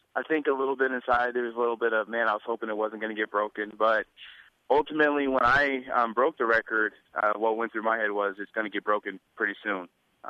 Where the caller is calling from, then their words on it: Visalia, California, United States; I'm actually in Visalia, California right now.